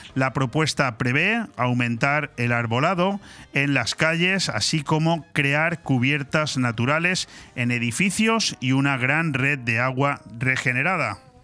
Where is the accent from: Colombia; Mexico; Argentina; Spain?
Spain; nosotros los españoles